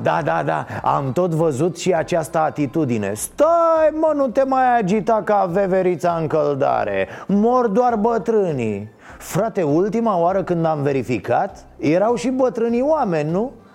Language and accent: Romanian; Romania; ca român